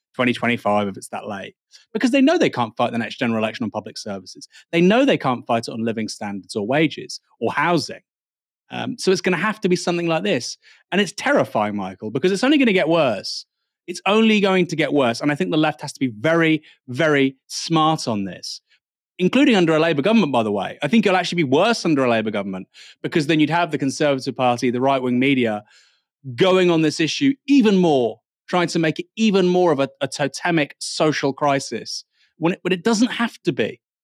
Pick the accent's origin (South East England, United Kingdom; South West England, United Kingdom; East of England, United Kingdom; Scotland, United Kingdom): South West England, United Kingdom; Bournemouth; I was born in Bournemouth